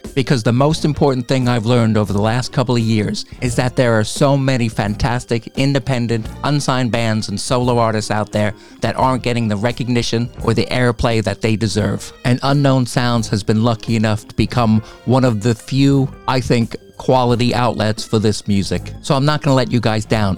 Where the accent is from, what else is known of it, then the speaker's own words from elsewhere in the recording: Pine Beach, New Jersey, United States; we both come from the very small town of Pine Beach, New Jersey.